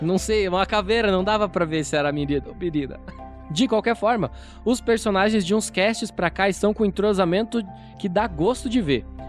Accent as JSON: {"language": "Portuguese", "town": "Curitiba", "region": "Paraná", "country": "Brazil", "said": "Eu sou aqui de Curitiba, assim como a maioria dos membros aí do RPG Next, sou, sou de Curitiba"}